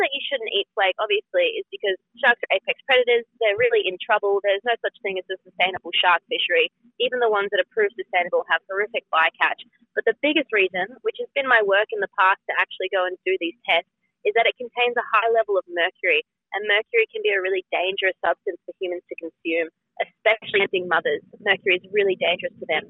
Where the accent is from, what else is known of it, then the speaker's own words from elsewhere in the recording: Gold Coast, Queensland, Australia; I actually grew up on the Gold Coast of Australia.